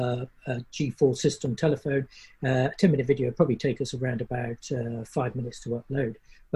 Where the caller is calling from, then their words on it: Alvor, Faro, Portugal; We're on the south coast of Portugal, the Algarve, and we're sitting in a little, it's rather a large estuary actually called Alvor, which is absolutely beautiful, absolutely stunning.